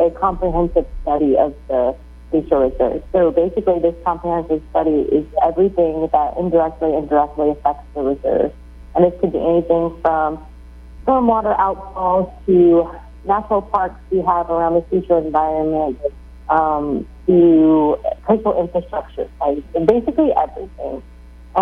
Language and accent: English; North Carolina, United States; moved away as an adult; also born or lived in Africa / Wisconsin / Mexico; now in Guam; I'm originally from North Carolina. I grew up in North Carolina